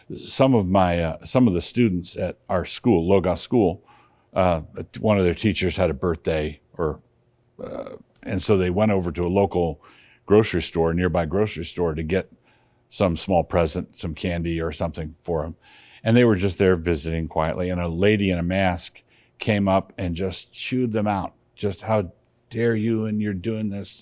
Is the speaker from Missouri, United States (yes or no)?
no; Annapolis, Maryland, United States; moved away; I grew up in Annapolis, Maryland